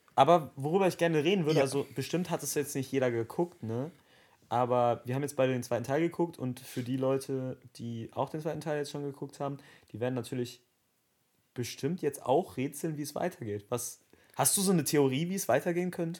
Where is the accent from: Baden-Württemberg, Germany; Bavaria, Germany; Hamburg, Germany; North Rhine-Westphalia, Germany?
North Rhine-Westphalia, Germany; Dortmund; wir kommen beide aus Dortmund